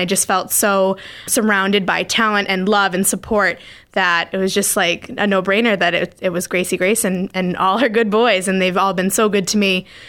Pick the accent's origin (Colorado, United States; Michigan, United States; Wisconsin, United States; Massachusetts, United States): Massachusetts, United States; Scituate; now in Hull, United States; as some of you might know me. I'm from Scituate around the South Shore area and currently living in Hull.